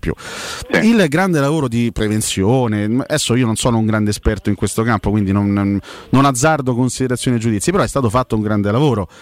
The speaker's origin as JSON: {"language": "Italian", "town": "Rome", "region": "Lazio", "country": "Italy", "said": "siamo tutti de Roma"}